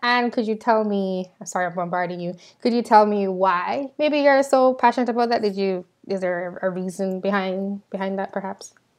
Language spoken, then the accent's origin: English; Jamaica; now in United States; I'm from Jamaica.